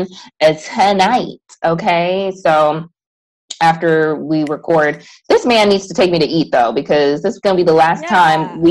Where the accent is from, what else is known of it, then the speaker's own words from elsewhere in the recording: Chicago, Illinois, United States; moved away; We're both from Chicago